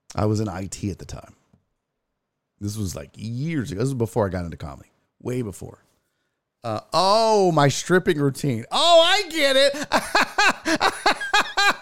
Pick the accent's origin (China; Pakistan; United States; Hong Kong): United States; We're from America